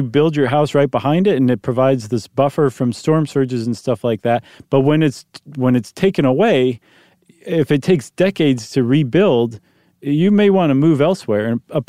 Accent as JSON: {"language": "English", "region": "Ohio", "country": "United States", "tie": "born or raised there", "said": "I grew up in Ohio. We didn't have that."}